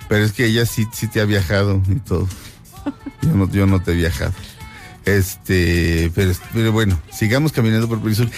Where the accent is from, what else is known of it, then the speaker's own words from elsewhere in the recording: Mexico; Aquí nací y aquí me muero.